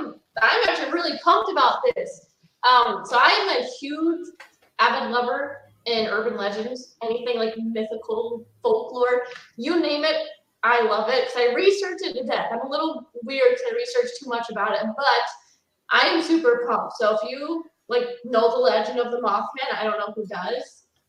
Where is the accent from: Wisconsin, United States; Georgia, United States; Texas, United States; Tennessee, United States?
Wisconsin, United States